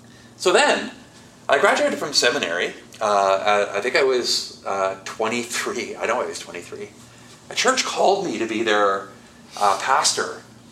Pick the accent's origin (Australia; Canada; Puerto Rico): Canada; Brampton, Ontario; also born or lived in Scarborough / Etobicoke / Toronto; I grew up in Brampton, as I said, and I went to school in Scarborough.